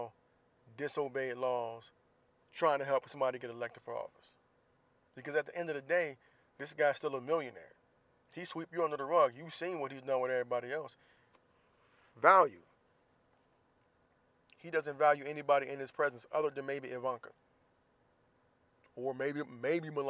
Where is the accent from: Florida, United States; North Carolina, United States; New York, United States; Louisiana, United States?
Florida, United States; Jacksonville; moved away; my hometown of Jacksonville, Florida.